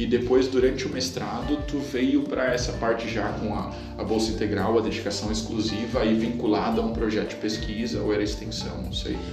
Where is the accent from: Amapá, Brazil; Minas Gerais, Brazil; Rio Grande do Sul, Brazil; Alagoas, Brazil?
Rio Grande do Sul, Brazil; Santo Cristo; Eu venho do município de Santo Cristo, do outro lado do Rio Grande do Sul, ela é predominantemente alemã